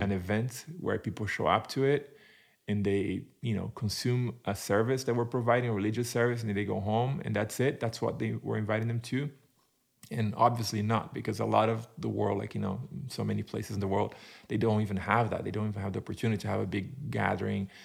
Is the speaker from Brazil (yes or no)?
yes; Brazil; English is a second language; moved away as an adult; also born or lived in United Kingdom / Turkey; now in Arizona, United States; so I am originally from Brazil, born and raised in Brazil